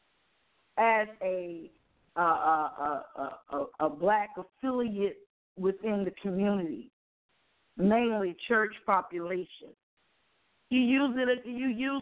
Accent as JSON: {"language": "English", "town": "Mobile", "region": "Alabama", "country": "United States", "tie": "born or raised there", "said": "we grew up in Orange Grove"}